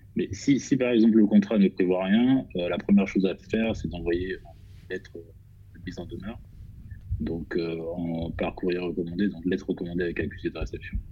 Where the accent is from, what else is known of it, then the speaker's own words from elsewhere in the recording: Côte d’Ivoire; now in Paris, France; je suis ivoirien, j'ai grandi en Côte d'Ivoire